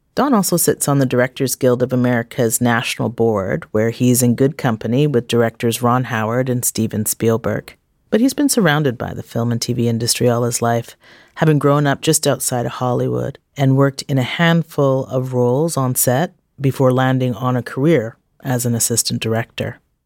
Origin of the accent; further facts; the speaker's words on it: Vancouver, British Columbia, Canada; I have the birth certificate to say I was born here as well